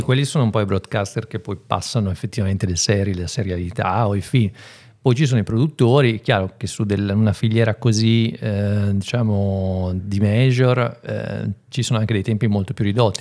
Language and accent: Italian; San Polo d'Enza, Emilia-Romagna, Italy; moved away as an adult; also born or lived in Zadina, Cesenatico; now in Reggio Emilia, Italy; vengo dalla provincia, vengo da San Polo Denza però ormai sono 15 anni che abito, sì, più o meno a Reggio Emilia